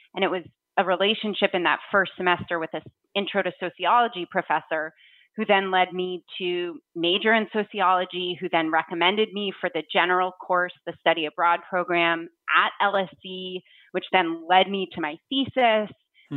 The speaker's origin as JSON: {"language": "English", "town": "Williamstown", "region": "Massachusetts", "country": "United States", "tie": "born or raised there", "said": "I grew up in Williamstown, Massachusetts, right near Williams College"}